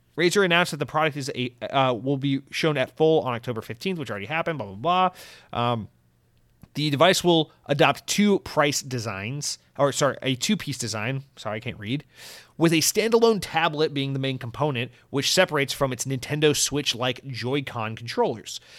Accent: United States; an American

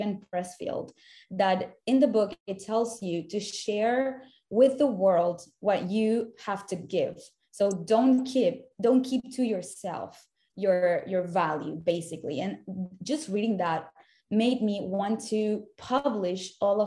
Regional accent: Caracas, Capital District, Venezuela; moved away as an adult; also born or lived in Savannah, Georgia / Miami; now in United States; I was born and raised in Caracas, Venezuela, where I lived for the first 19 years of my life

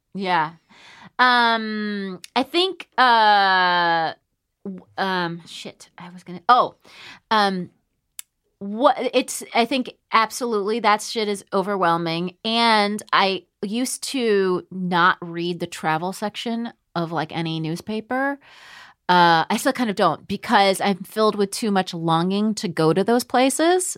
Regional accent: United States; I'm from America

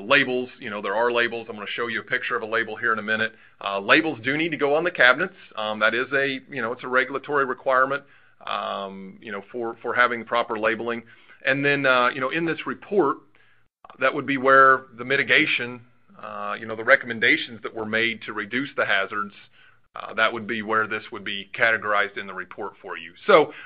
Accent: Southern Indiana, United States; I'm from Southern Indiana

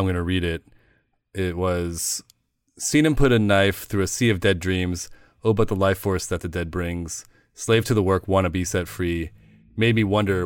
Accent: Midwest, United States; I grew up in the Midwest

